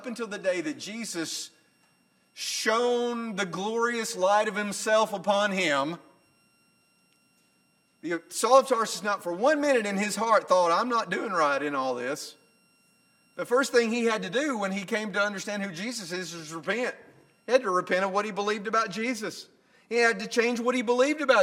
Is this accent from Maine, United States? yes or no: no; Northwest Alabama, United States; I'm not from Middle Tennessee, but I'm from Northwest Alabama, and I grew up in a culture in which there was right and wrong.